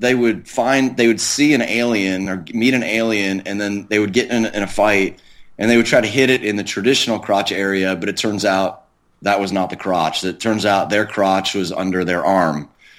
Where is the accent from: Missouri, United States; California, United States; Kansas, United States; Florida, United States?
Florida, United States; South; I grew up in South Florida where the Everglades are